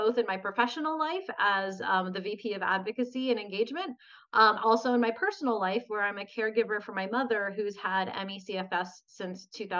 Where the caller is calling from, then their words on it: Los Angeles, California, United States; So I'm calling in from Los Angeles, California, where I live.